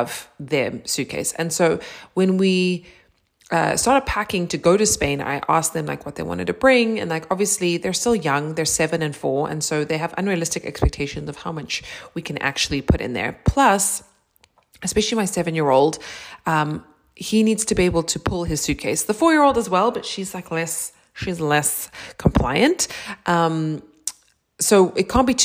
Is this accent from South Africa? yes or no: yes; South Africa; growing up in South Africa